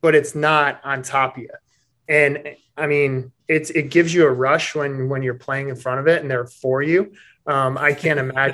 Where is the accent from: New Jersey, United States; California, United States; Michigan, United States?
Michigan, United States; moved away; growing up in Michigan. I played with the Michigan Bucks growing up